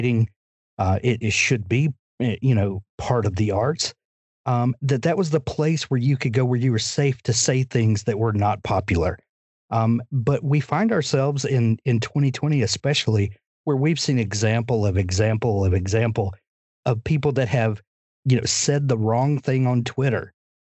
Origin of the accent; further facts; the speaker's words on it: Deep South, United States; as a kid, growing up in the Deep South